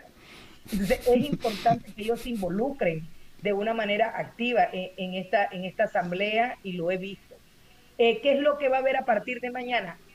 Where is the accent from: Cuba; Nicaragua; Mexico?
Nicaragua; moved away; venimos de Nicaragua